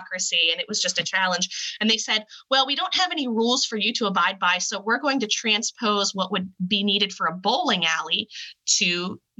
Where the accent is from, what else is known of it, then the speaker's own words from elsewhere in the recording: Northwestern Pennsylvania, United States; I grew up in Northwestern Pennsylvania